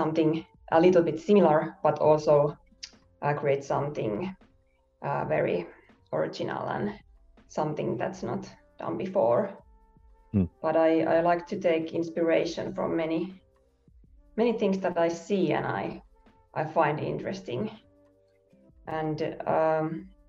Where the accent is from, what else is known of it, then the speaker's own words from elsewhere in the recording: Finland; also born or lived in Helsinki; from Finland. I live in Helsinki